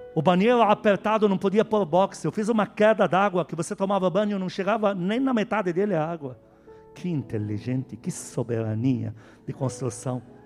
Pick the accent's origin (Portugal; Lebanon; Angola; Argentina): Lebanon; Portuguese is a second language; now in Brazil; eu, o estrangeiro que veio endemoniado do Líbano, se converteu aqui